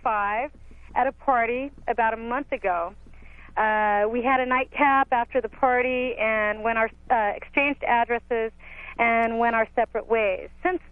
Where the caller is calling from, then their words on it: Santa Cruz, California, United States; I'm calling from Santa Cruz. I'm 28